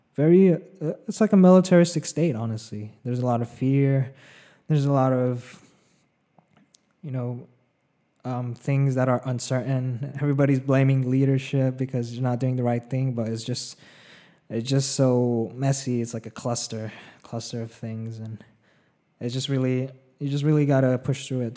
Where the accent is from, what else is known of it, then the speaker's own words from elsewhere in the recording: a small town in the middle of California, United States; also born or lived in Philippines; now in Los Angeles, United States; I grew up in, uh, for the most part, know, in a small town in, the middle of California. I was born in the Philippines first, though. You know, I spent five years there